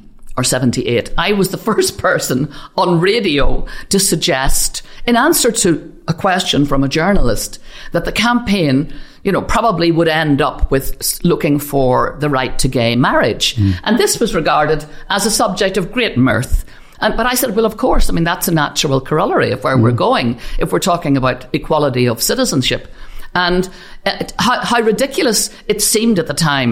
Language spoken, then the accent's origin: English; Belfast, Northern Ireland, United Kingdom; I grew up in Ardoyne, one of the most deprived parishes areas in Northern Ireland